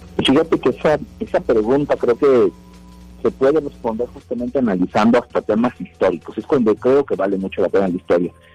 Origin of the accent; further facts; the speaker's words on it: Puebla, Mexico; nuestra identidad cultural como poblanos